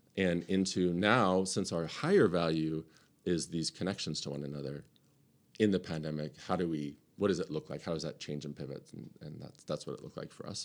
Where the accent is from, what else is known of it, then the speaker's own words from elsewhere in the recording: United States; as American Western Christians